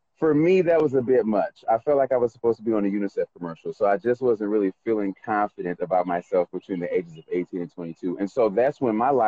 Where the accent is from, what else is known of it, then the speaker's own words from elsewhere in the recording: Macon, Georgia, United States; also born or lived in Carrollton, Georgia / Atlanta, Georgia; I was born in Macon, Georgia, 1977 at the Macon Coliseum